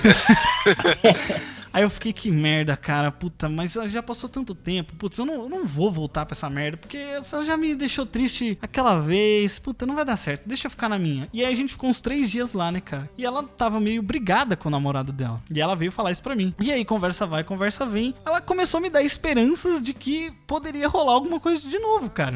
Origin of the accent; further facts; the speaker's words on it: interior of São Paulo, Brazil; eu sou do interior de São Paulo